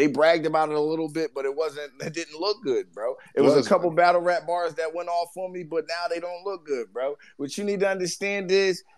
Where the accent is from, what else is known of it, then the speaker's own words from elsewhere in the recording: Norristown, Pennsylvania, United States; I'm from Norristown, Pennsylvania